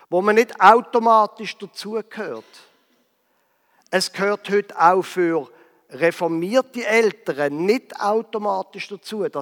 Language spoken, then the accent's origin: German; Basel, Basel-Stadt, Switzerland; Die Stadt Basel, dort, wo ich aufgewachsen bin.